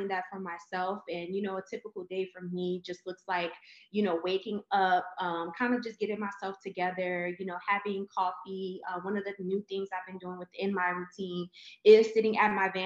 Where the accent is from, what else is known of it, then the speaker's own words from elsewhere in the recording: New Orleans, Louisiana, United States; moved away as an adult; now in Houston, United States; I'm originally from New Orleans, born and raised